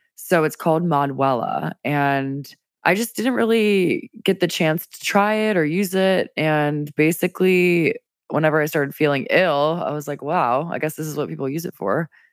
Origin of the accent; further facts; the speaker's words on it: Louisiana, United States; now in Washington, D.C., United States; Your girl's from Louisiana. I'm from the South, where it's humid A F all the time, and then in D C, it's no better